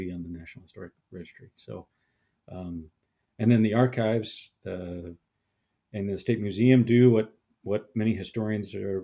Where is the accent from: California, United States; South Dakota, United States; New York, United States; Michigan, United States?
South Dakota, United States; Sioux Falls; I was born in Sioux Falls, South Dakota.